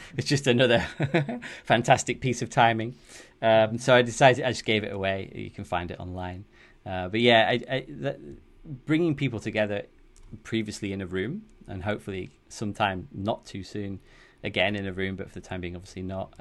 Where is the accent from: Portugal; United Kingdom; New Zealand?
United Kingdom; the north of England; accent: northern; moved away as an adult; now in Amsterdam, Netherlands; I'm from the U K originally, as you can probably tell from my northern accent.